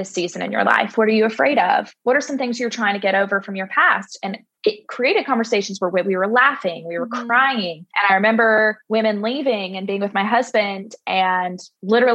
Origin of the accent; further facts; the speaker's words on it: Gulf Breeze, Florida, United States; also born or lived in Birmingham; I grew up in Gulf Breeze. So born and raised, went to school in Birmingham and then came back.